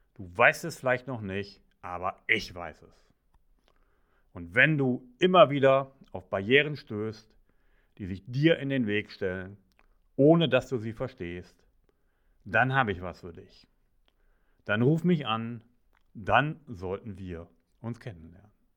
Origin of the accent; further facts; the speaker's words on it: Ruhr area, North Rhine-Westphalia, Germany; Ich bin im Pott aufgewachsen